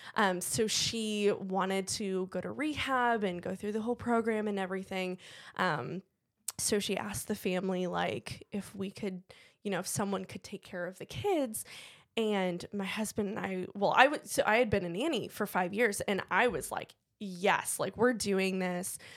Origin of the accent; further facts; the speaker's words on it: Cleveland, Ohio, United States; moved away; I was born and raised in Cleveland, same with my husband